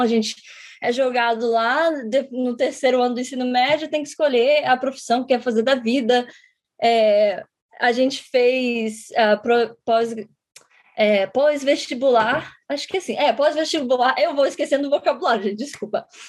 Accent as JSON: {"language": "Portuguese", "region": "Rio de Janeiro", "country": "Brazil", "moved": "as an adult", "lives_now": "United States", "said": "eu sou do Rio de Janeiro"}